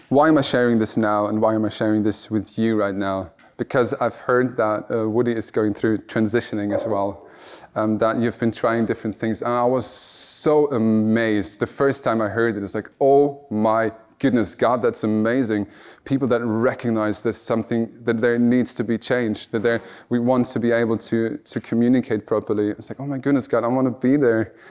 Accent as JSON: {"language": "English", "country": "Germany", "moved": "yes", "said": "I'm from Germany and I'm standing in Wales"}